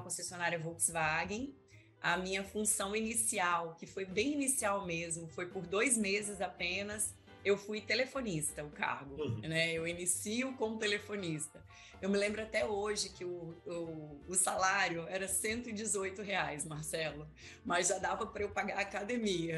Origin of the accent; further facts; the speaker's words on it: Vitória, Espírito Santo, Brazil; also born or lived in Serra, Espírito Santo; Eu sou nascida aqui em Vitória mesmo, sou filha de mineiro